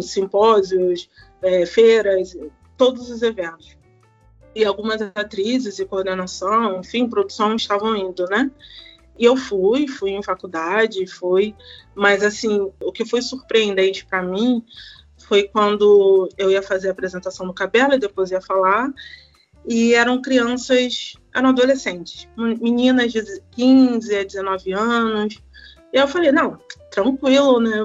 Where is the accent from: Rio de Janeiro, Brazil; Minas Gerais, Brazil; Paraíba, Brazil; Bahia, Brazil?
Rio de Janeiro, Brazil; sou de Campo Grande, zona oeste do Rio de Janeiro